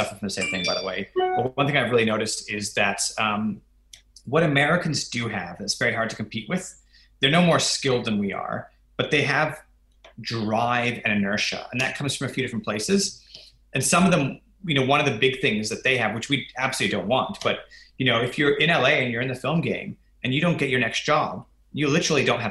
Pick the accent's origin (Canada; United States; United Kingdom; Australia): Australia; as an Australian